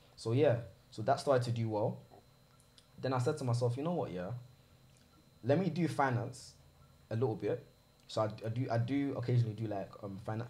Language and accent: English; London, United Kingdom; I'm from South.